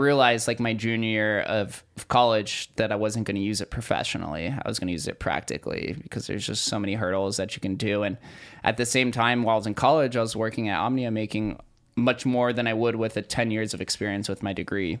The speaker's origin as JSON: {"language": "English", "town": "Las Vegas", "region": "Nevada", "country": "United States", "tie": "born or raised there", "said": "growing up in Vegas"}